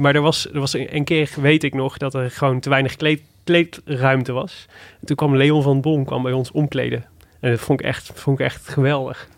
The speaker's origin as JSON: {"language": "Dutch", "town": "Made", "region": "North Brabant", "country": "Netherlands", "said": "kom ik uit Maden"}